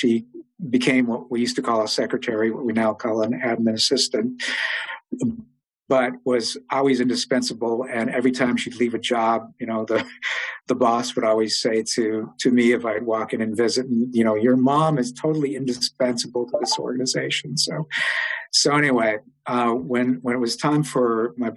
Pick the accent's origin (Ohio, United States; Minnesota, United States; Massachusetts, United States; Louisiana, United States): Minnesota, United States; Duluth; moved away as an adult; also born or lived in Washington, D.C.; I grew up in Duluth